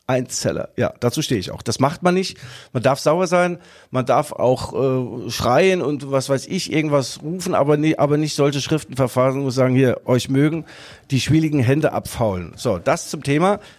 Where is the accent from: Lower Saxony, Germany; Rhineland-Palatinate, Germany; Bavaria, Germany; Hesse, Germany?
Rhineland-Palatinate, Germany; Mainz; Äh, ich bin praktisch auch ein Mainzer.